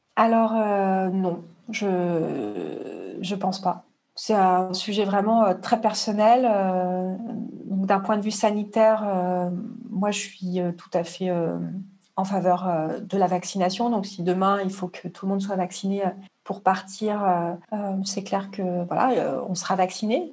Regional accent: Marseille, Provence-Alpes-Côte d'Azur, France; je suis de Marseille

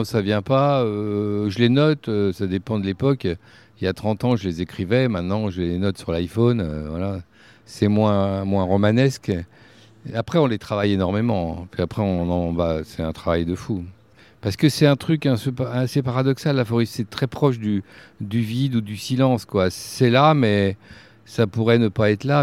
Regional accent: Bourges, Centre-Val de Loire, France; also born or lived in Paris; je suis berruyer, je suis de Bourges, je suis né à Bourges

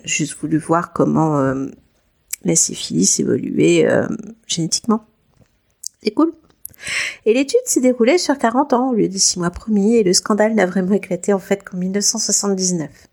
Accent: France; on est français

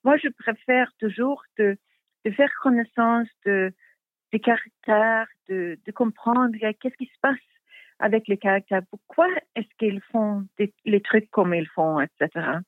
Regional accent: Stockholm, Stockholm County, Sweden; French is a second language; also born or lived in Sandhamn; ma famille vient de Stockholm depuis plus de, de 100 ans.

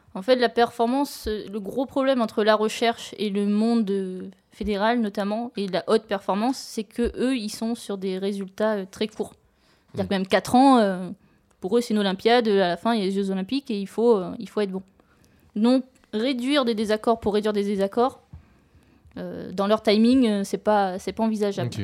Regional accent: Réunion; moved away; je suis originaire de l'île de La Réunion

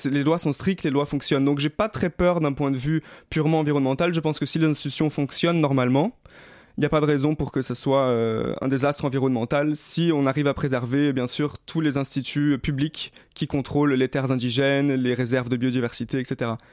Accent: Rio de Janeiro, Brazil; moved away; J'ai grandi à Rio, j'ai vécu au Brésil

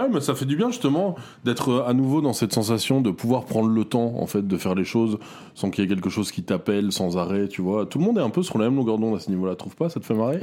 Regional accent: Belgium; chez nous en Belgique

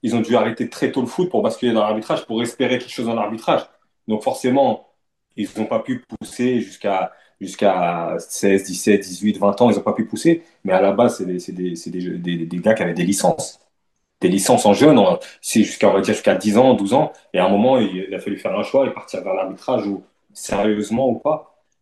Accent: Le Havre, Normandy, France; moved away as an adult; j'ai grandi au Havre, dans un quartier du Havre

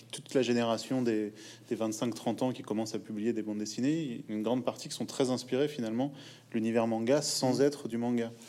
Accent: Poitiers, Nouvelle-Aquitaine, France; moi, je suis de Poitiers

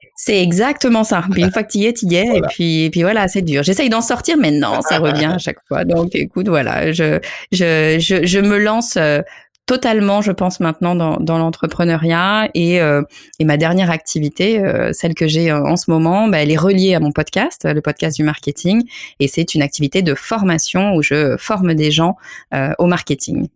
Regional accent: France; je suis française

